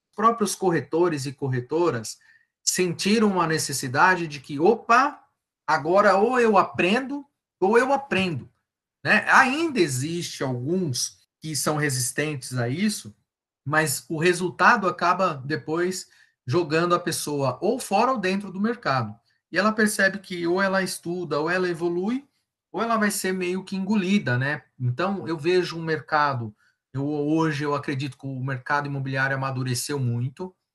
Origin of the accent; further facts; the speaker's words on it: ABC region, São Paulo, Brazil; sou do ABC